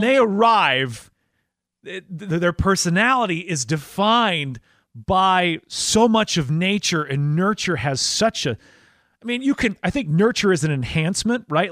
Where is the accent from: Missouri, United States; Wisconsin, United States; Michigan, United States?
Wisconsin, United States; Mukwonago; moved away as an adult; now in Tennessee, United States; spoiled growing up in Wisconsin